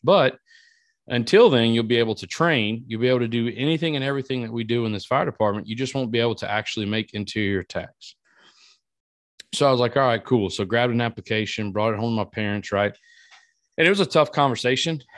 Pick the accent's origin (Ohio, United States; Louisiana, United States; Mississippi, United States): Louisiana, United States; Iota; moved away; my hometown in Iota, Louisiana